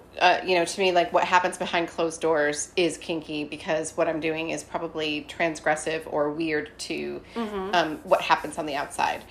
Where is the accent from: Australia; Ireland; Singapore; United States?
United States; Scranton, Pennsylvania; moved away; I'm from Scranton